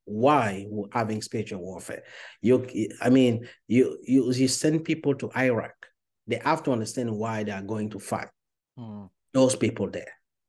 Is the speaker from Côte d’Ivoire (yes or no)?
yes; Côte d’Ivoire; first language French; English is a second language; English is not my first language, because I was born and raised in Ivory Coast, Cote d'Ivoire, so I speak French as a first language.